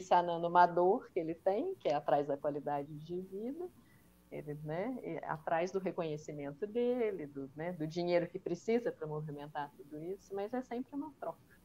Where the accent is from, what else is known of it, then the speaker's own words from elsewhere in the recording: Minas Gerais, Brazil; eu sou mineira